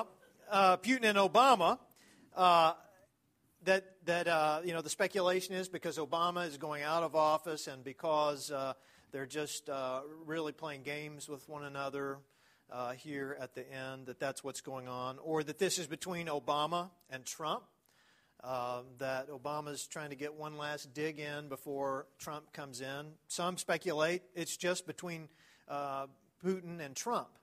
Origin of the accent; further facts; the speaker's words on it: East Texas, United States; I'm from East Texas, so you got to say gonna